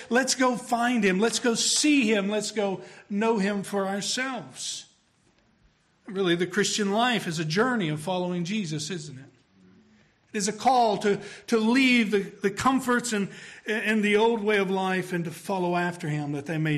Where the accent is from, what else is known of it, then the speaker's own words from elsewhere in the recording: Tennessee, United States; We're from Tennessee